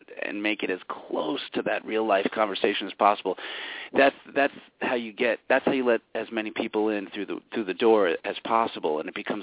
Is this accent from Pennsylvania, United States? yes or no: no; New York City, New York, United States; moved away; I was born in New York City, and now I'm up in the sticks